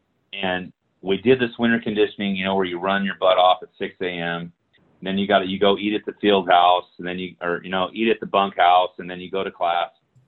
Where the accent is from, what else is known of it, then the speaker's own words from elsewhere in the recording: Hawaii, United States; also born or lived in California; I'm from Hawaii and California. This was like culture shock to me, right?